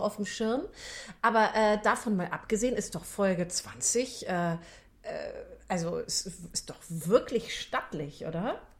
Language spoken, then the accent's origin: German; Rheinbach, North Rhine-Westphalia, Germany; ich komme ja aus Rheinbach